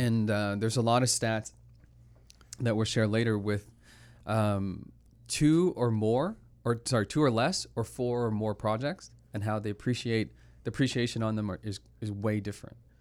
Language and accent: English; Toronto, Ontario, Canada; I'm from Toronto